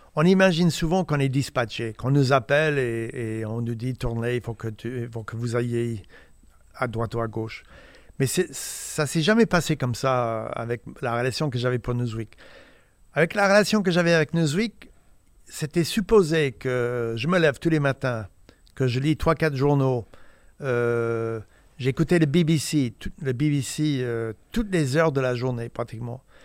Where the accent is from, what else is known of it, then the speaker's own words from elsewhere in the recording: Indiana, United States; French is a second language; moved away as an adult; also born or lived in Paris; américain d'Indiana